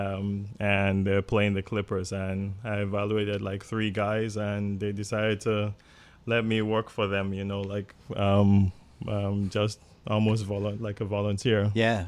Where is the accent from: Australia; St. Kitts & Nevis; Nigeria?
Nigeria; moved away; also born or lived in England / Toronto, Canada; I grew up in Nigeria. I was, I was born in England, but I only lived there for nine months, and my parents moved back to Nigeria